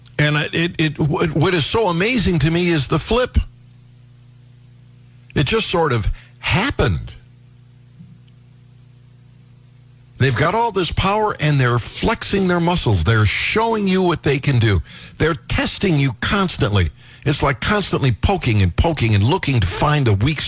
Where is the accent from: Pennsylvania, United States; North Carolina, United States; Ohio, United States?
Ohio, United States; When I was growing up in Ohio, 16 was the magic age.